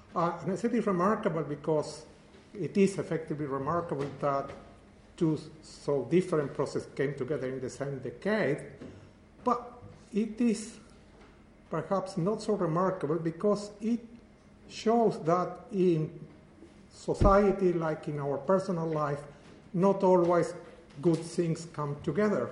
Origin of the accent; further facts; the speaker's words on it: Uruguay; moved away; I am from Uruguay